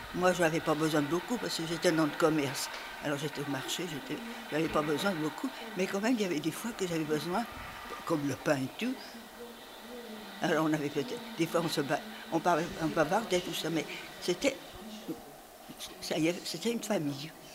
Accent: Fontenay, Île-de-France, France; now in Montreuil, France; Je suis née à Montreuil, rue François de Berck, si vous connaissez. C'est une vieille, euh, rue, vers la Croix de Chavaux. Et alors là, j'ai vécu euh, peut-être 6 ou 7 ans. Et après, j'étais je suis partie à Fontenay avec mes parents

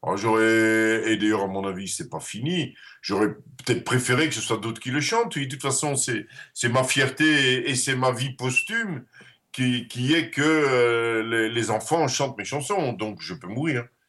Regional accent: Netherlands; first language Dutch; French is a second language; moved away; also born or lived in Brussels / Paris; je suis néerlandais et néerlandophone

